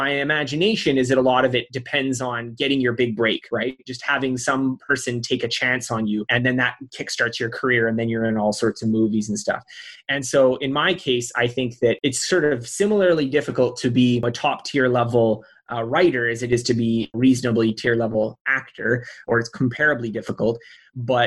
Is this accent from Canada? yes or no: yes; Canada; I was born in Canada